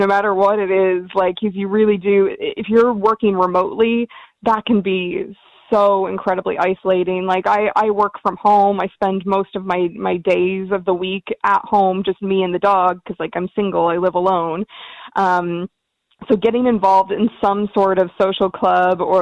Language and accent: English; United States; also born or lived in Dublin, Ireland / Sligo, Ireland; now in Galway, Ireland; I'm originally from America